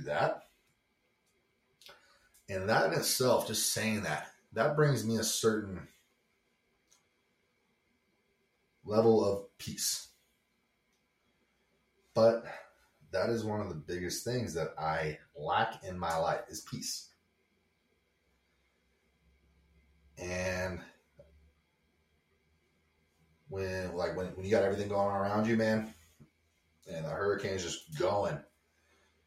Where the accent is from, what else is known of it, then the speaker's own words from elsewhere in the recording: Montana, United States; I am from Montana